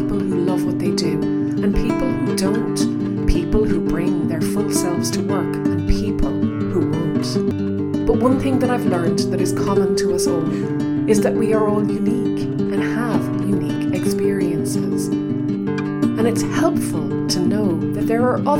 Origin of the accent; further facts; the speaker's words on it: Ireland; accent: Irish; as I speed up, I become more Irish in my accent as well.